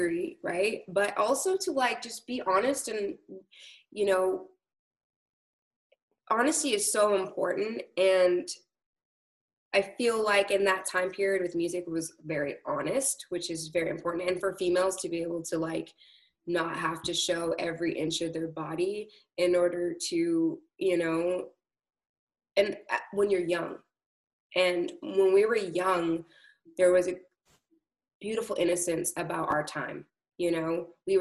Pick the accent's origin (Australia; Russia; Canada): Canada; Toronto, Ontario; I grew up in Scarborough